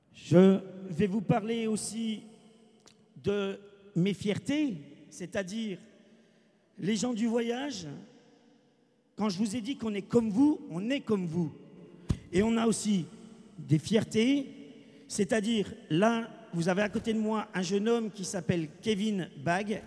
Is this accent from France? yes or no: yes; France; nous sommes français, nous, gens du voyage